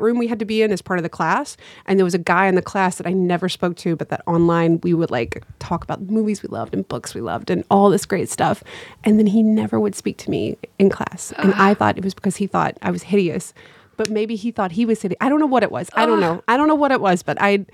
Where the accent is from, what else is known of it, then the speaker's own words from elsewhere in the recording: North Carolina, United States; we're both from North Carolina